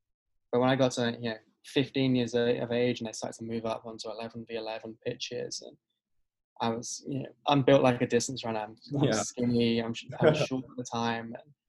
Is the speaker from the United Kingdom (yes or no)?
yes; England, United Kingdom; now in United States; So growing up in England, I guess, like most kids in England, I wanted to play football, or soccer, as you guys call it over here.